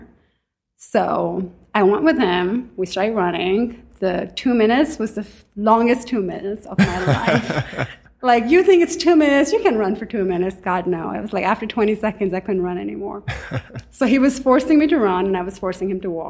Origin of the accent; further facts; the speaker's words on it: Pakistan; also born or lived in Staten Island, New York / Manhattan, New York; now in New York, United States; So I grew up in Pakistan. I came to New York in 97.